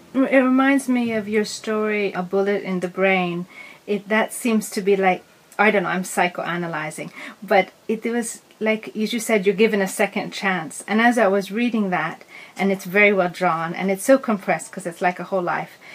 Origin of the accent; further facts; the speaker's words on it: Seattle, Washington, United States; I grew up in Seattle too